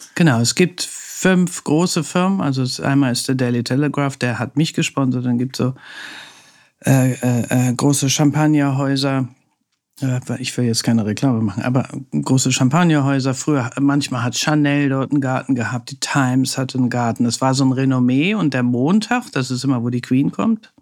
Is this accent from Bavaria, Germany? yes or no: no; Hamburg, Germany; now in Berlin, Germany; Also ich bin ja Hanseatin, also ich komme ja aus Hamburg